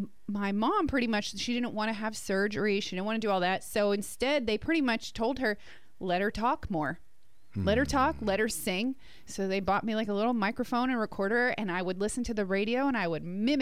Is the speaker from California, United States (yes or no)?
no; New Jersey, United States; And we're from New Jersey, so everybody talks like this, you know?